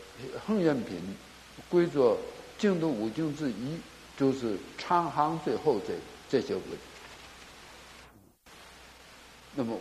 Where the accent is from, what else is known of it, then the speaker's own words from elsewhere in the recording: Northeast China, China; now in Taiwan; 我今生身为中国人呐，啊，那么呃。从东北到华北，华北到华中、华南，一直来到台湾哈，很觉得不幸啊，颠沛流离呀。